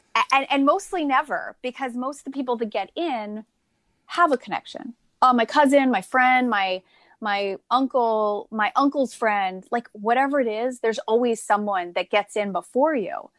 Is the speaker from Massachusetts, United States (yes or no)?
yes; Amherst, Massachusetts, United States; I'm originally from Massachusetts. I grew up in, um, Amherst, Mass, which is in the Pioneer Valley